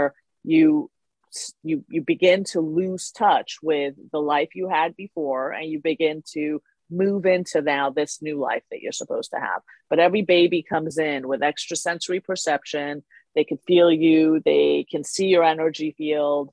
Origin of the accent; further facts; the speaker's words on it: Iran; I was born in Iran